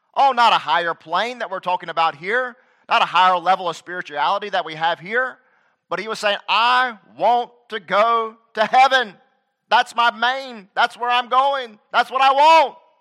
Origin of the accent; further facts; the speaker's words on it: United States; I'm a citizen of America